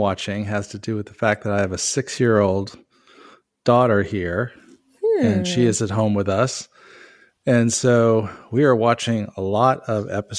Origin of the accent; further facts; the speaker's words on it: Southern California, United States; I grew up in Southern California. So I was part of one of those families that went to Disneyland once a year.